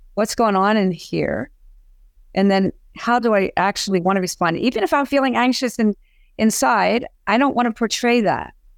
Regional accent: Philadelphia, Pennsylvania, United States; I lived, I grew up in Philadelphia, and so I knew how to dance.

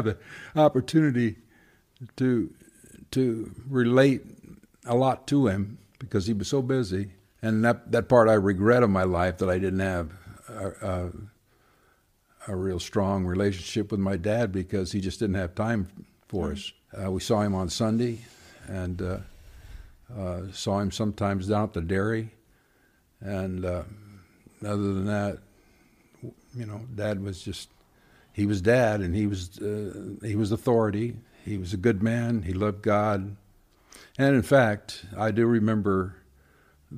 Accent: Bristow, Oklahoma, United States; Bristow, Oklahoma

